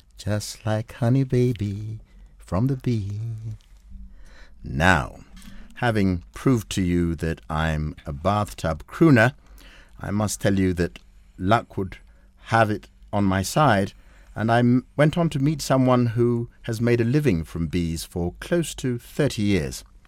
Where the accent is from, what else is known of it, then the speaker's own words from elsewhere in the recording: Kenya; we're Kenyan